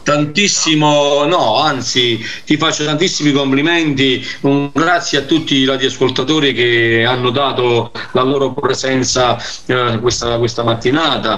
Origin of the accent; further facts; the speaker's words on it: Naples, Campania, Italy; io sono napoletano